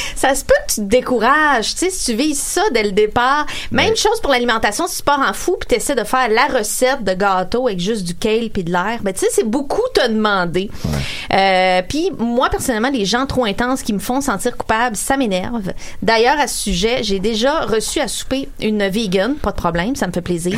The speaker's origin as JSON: {"language": "French", "town": "Sorel-Tracy", "region": "Quebec", "country": "Canada", "tie": "born or raised there", "said": "je suis née, euh, à Sorel dans les années quatre-vingt"}